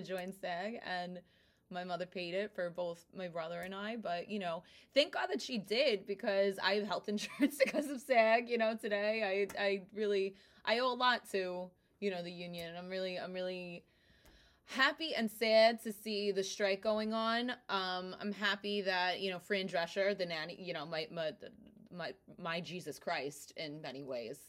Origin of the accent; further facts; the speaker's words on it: New Jersey, United States; accent: Brooklyn; first language Italian; English is a second language; moved away as an adult; now in Brooklyn, United States; I was born in Brooklyn, in Bensonhurst. And then when I was eight, we moved to New Jersey. I hated it. And when I was eighteen, I moved back to Brooklyn